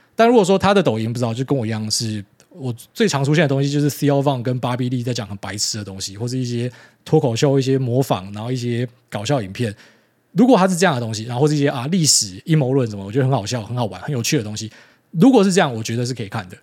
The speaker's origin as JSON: {"language": "Chinese", "region": "Miaoli County", "country": "Taiwan", "tie": "born or raised there", "said": "很多在苗栗长大的小朋友都这样"}